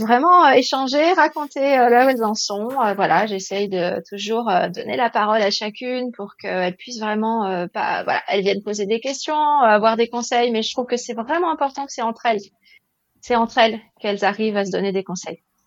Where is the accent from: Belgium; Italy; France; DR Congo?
France; ici, chez nous, en France